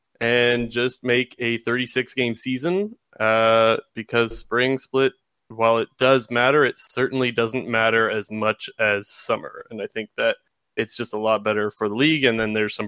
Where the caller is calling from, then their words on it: Sarnia, Ontario, Canada; Sarnia, Ontario.